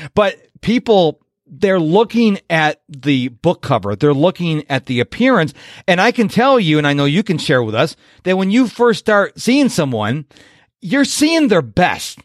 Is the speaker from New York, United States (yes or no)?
yes; Rochester, New York, United States; I'm from New York, but I'm from the west side of New York in Rochester